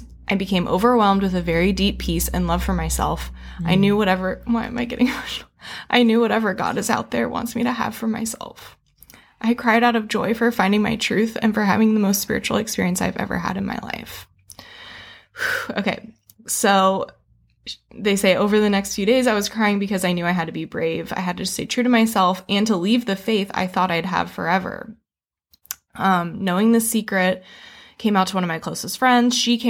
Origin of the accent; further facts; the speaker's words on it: Fresno, California, United States; moved away as an adult; I grew up in California, so you'd think it'd be liberal, but I'm from Fresno. Anything Central California is basically Texas.